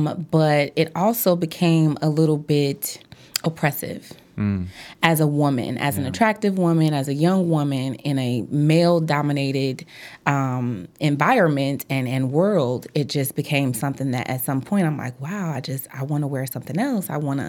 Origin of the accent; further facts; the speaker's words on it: Chicago, Illinois, United States; I am from the South Side of Chicago, and I got into law, I would say, when I was a little girl.